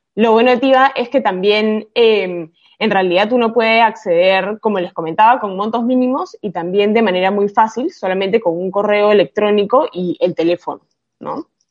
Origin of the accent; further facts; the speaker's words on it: Peru; yo soy peruana